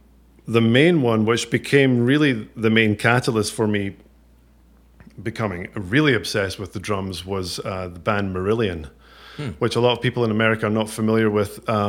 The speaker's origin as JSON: {"language": "English", "town": "Ayr", "region": "Scotland", "country": "United Kingdom", "tie": "born or raised there", "said": "I grew up in Ayr."}